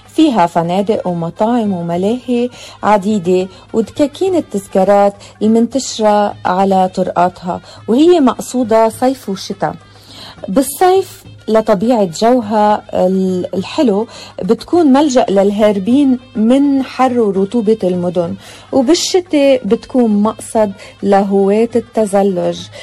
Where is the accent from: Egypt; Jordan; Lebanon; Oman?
Lebanon